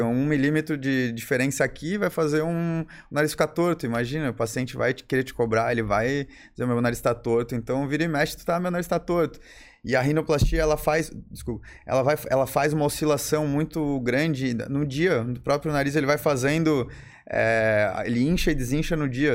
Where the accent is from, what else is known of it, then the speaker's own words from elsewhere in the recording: Florianópolis, Santa Catarina, Brazil; also born or lived in Bom Retiro / São Paulo; Eu sou, nasci em Florianópolis, né? É, morei em Bom Retiro bastante tempo, foram quase 10 anos. Depois eu voltei para Florianópolis.